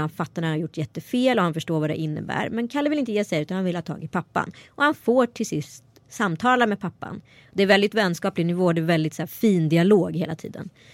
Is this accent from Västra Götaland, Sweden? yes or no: yes; Strömstad, Västra Götaland, Sweden; born or raised there